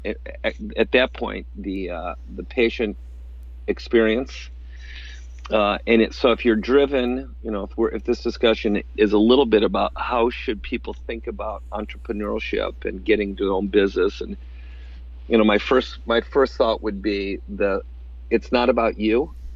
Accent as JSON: {"language": "English", "region": "upstate New York", "country": "United States", "tie": "born or raised there", "said": "there was not much physical therapy back in the 80s in upstate New York, uh, and so I came back home and opened up a, a, practice in my hometown"}